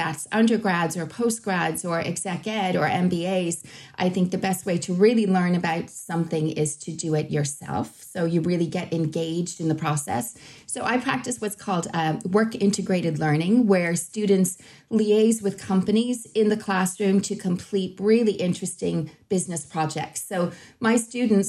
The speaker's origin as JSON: {"language": "English", "town": "Boston", "region": "Massachusetts", "country": "United States", "moved": "as an adult", "lives_now": "Ireland", "said": "I hail originally from Boston and I came to Ireland quite a long time ago to go to university"}